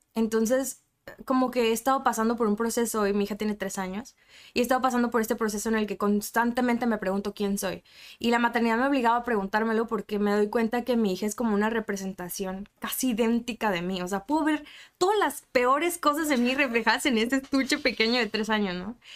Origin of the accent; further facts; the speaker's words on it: Mexico City, Mexico; now in Tijuana, Mexico; Yo soy de la Ciudad de México